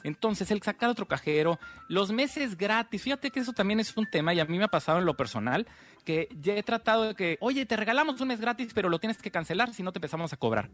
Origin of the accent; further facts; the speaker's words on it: Mexico; como mexicanos